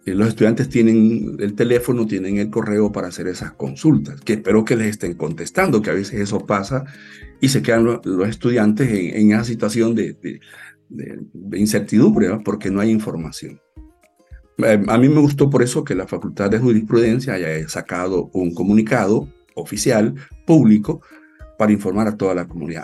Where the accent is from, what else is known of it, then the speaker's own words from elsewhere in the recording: El Salvador; nuestro pueblo